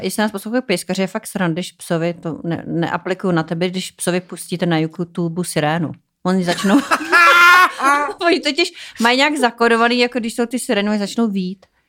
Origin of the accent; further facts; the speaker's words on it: Czechia; also born or lived in United States; byla jsem zvyklá z Čech